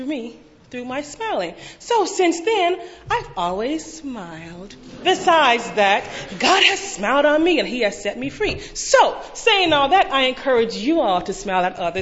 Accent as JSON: {"language": "English", "town": "Chicago", "region": "Illinois", "country": "United States", "tie": "born or raised there", "moved": "as an adult", "lives_now": "California, United States", "said": "I was born in Chicago, Illinois, which is about a far flight from California"}